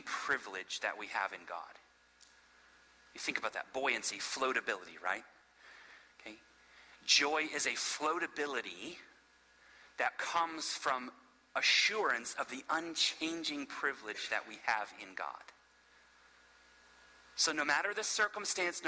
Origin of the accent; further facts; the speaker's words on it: Florida, United States; now in Asheville, United States; I'm from Florida originally, but so I've grown up in the South and around Southerners